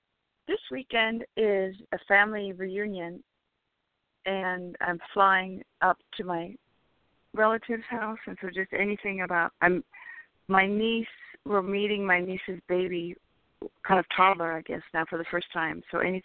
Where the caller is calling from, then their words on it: California, United States; from California.